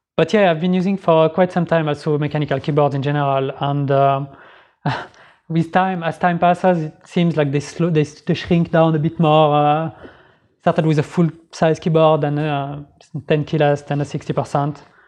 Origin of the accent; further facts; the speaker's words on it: Geneva, Switzerland; moved away as an adult; now in Sweden; I'm from Geneva originally, so I moved here like three years ago